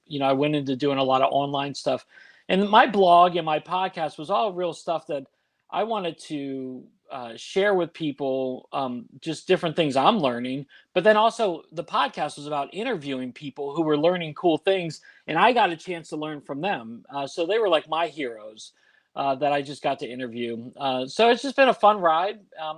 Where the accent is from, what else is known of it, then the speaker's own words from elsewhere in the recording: Washington, District of Columbia, United States; Yeah, so I was born and raised in Washington, D.C., just outside of D.C.